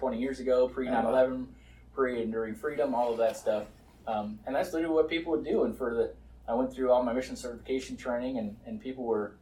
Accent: North Dakota, United States; I was born and raised in North Dakota, so just a small town kid.

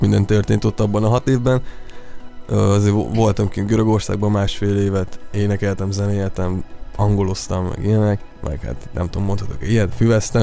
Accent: Szabolcs-Szatmár-Bereg, Hungary; moved away; az egész családban mulató zenészek vannak, de nálunk ott vidéken Szabolcsban ez nagyon, nagyon, nagyon menő cucc

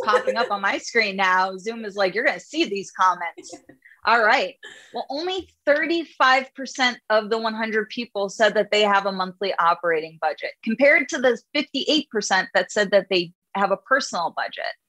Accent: New York City, New York, United States; I'm Jewish from Brooklyn

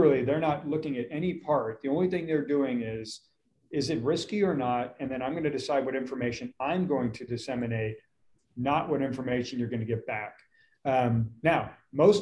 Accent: Lake Tahoe, United States; also born or lived in Austin, Texas; now in Dallas, United States; I grew up in Lake Tahoe

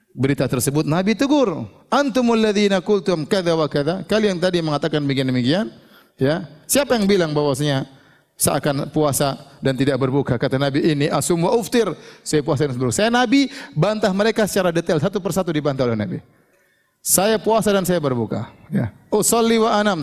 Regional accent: Papua, Indonesia; kita datang dari kampung dari Papua

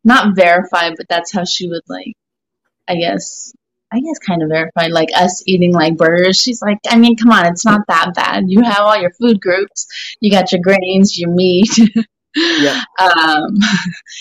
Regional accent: Calabasas, California, United States; now in Texas, United States; I'm actually from Calabasas, but I've been in Texas for a hot

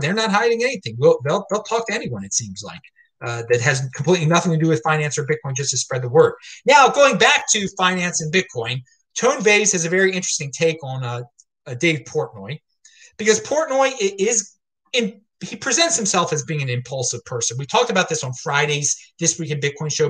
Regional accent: Baltimore, Maryland, United States; I'm some guy from Baltimore

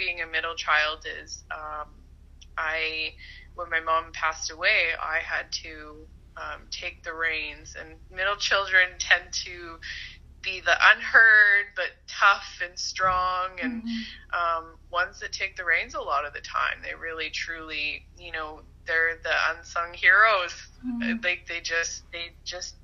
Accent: Port Alberni, British Columbia, Canada; also born or lived in Kelowna, British Columbia; grown up in BC. I was born on Vancouver Island in Port Alberni. I spent most of my life there, kind of all over the island.

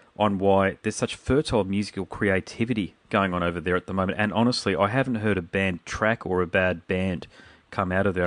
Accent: Brisbane, Queensland, Australia; I'm from Brisbane

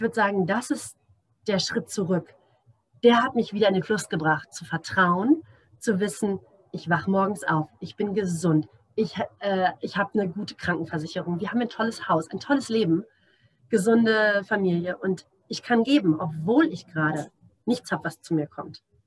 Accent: Germany; now in Namibia; für mich als äh, Deutsche

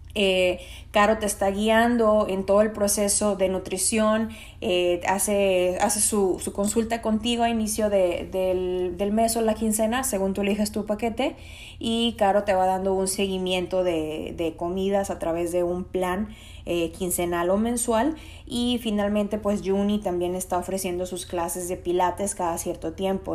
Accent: Mexico; Soy mexicana

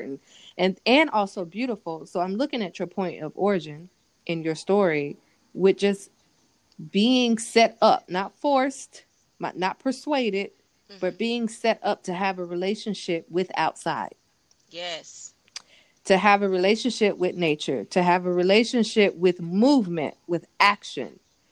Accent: California, United States; moved away; where I grew up in California

